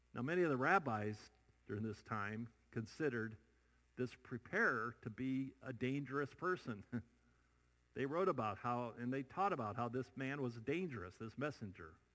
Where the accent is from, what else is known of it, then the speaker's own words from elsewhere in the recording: Iowa, United States; moved away; I still go back to my home state, Iowa